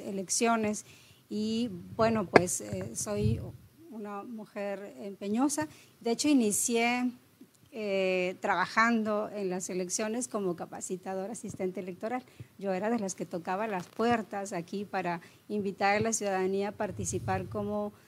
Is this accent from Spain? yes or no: no; Monterrey, Nuevo León, Mexico; moved away as an adult; also born or lived in Tamaulipas; soy regia eh, con ascendencia potosina, es decir, nací aquí, mis padres son de San Luis Potosí